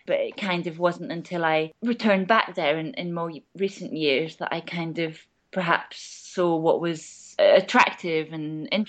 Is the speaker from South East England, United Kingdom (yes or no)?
no; Orkney, Scotland, United Kingdom; moved away; also born or lived in London; I grew up on, it's a sort of medium-sized family sheep farm, which is now an organic farm. And it's an exposed kind of spot on the west coast of Orkney. So looking out to the Atlantic, sort of edged by cliffs and pretty constantly battered by the wind and the sea salt.